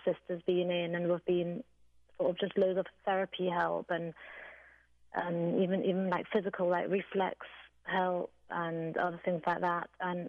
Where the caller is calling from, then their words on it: England, United Kingdom; I'm calling from England